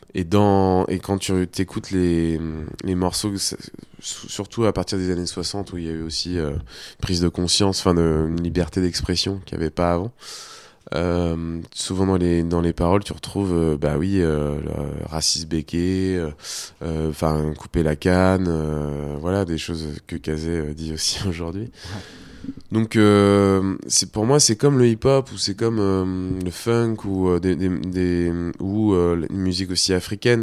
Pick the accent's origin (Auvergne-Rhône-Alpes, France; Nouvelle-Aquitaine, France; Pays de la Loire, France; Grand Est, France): Pays de la Loire, France; Nantes; et ici, en métropole, bah, moi je suis né ici, mais on me dit souvent, bah tu viens d'où bah, Moi je viens de Nantes